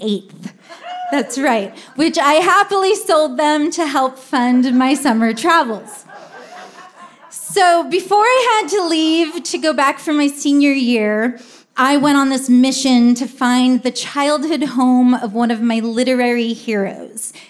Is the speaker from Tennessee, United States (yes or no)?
no; Humboldt County, California, United States; Growing up in Humboldt County